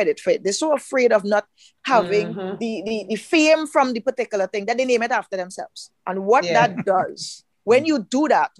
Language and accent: English; Trinidad & Tobago